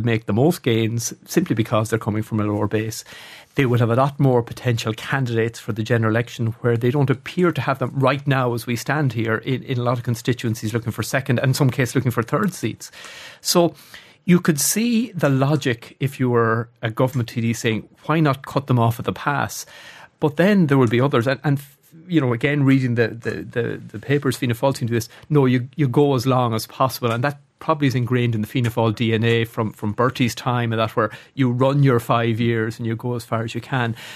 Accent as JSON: {"language": "English", "town": "Athlone", "region": "Leinster", "country": "Ireland", "moved": "yes", "said": "I, I come from Athlone. uh, an average Irish town"}